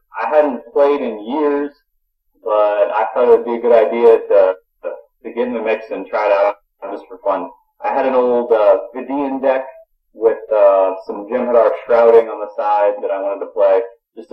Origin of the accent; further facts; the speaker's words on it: United States; moved away as an adult; now in Kaiserslautern, Germany; I'm an American living in Germany.